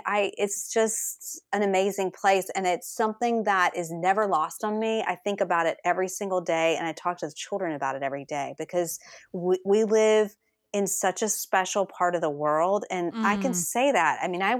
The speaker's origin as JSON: {"language": "English", "region": "the South", "country": "United States", "tie": "born there", "said": "My family is originally from New England, but I was born in the South, and I lived all over the place."}